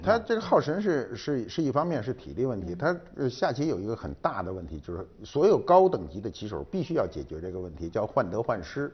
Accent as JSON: {"language": "Chinese", "country": "China", "said": "我们中国人有很强的文化尊严"}